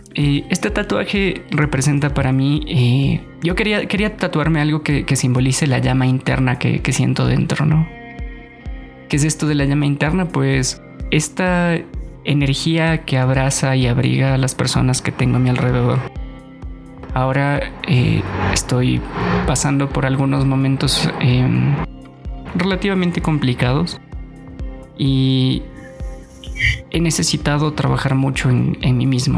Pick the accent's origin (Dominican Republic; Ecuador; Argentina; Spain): Ecuador; Guaranda, Bolívar; Yo nací en Guaranda en el 93